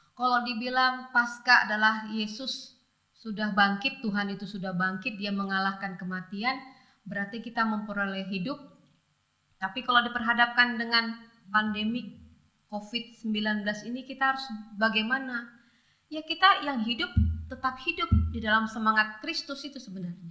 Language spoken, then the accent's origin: Indonesian; Pontianak, West Kalimantan, Indonesia; moved away; di kampung ya. Di Pontianak dulu masa saya masih kecil tahun 80-an